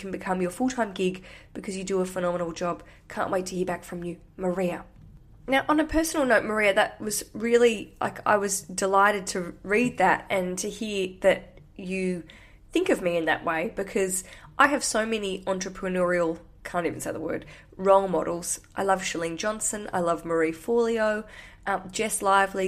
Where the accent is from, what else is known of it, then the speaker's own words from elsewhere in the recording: Australia; now in London, United Kingdom; I'm from Australia. I live in London.